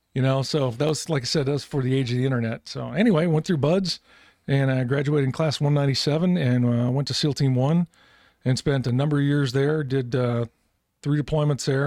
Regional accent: Galesburg, Illinois, United States; moved away as an adult; I grew up in Galesburg, Illinois, small little farm town

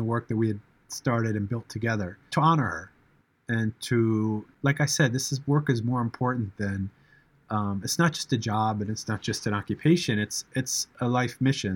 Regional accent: United States; being an American

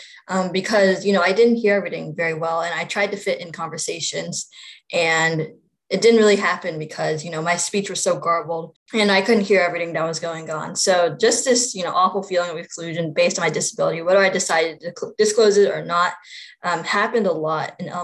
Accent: Virginia, United States; I also work in my home state of Virginia

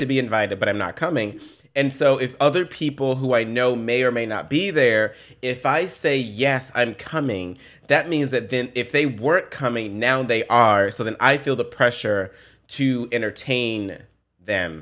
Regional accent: Memphis, Tennessee, United States; I grew up in Memphis, I grew up in the ghetto, in the projects

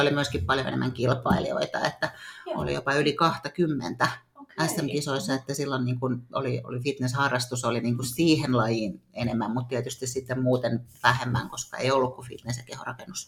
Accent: Tampere, Pirkanmaa, Finland; now in Nokia, Finland; Juuri Tampereella olen syntynyt ja, ja tota, asunut lapsuuden Hervannassa

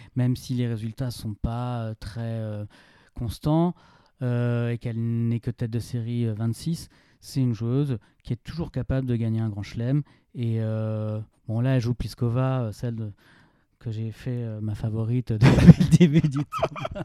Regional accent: France; Je suis français

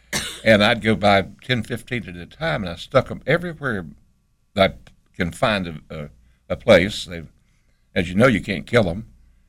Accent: Boone, North Carolina, United States; because I don't recall when I grew up anybody in Boone having them

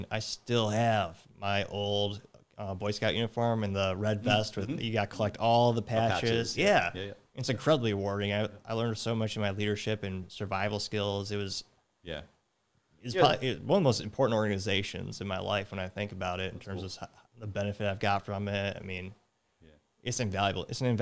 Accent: Midwest, United States; I was from the Midwest. We didn't have a conducive culture where we had a lot of opportunities like that.

